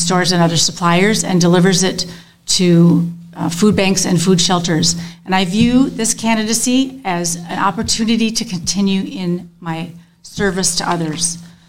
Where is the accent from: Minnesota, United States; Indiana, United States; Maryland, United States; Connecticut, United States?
Minnesota, United States; St. Paul; moved away as an adult; now in Kalona, United States; the hospital where I was born in St. Paul